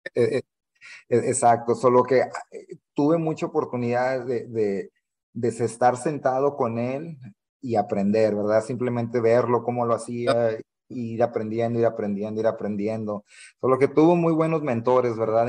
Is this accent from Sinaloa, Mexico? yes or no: no; Matamoros, Tamaulipas, Mexico; moved away as an adult; also born or lived in Weslaco, Texas; Soy mexicano, nací en Matamoros, Tamaulipas.